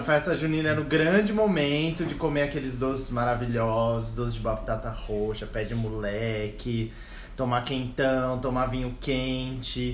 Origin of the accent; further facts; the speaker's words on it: São Paulo, Brazil; eu sou de São Paulo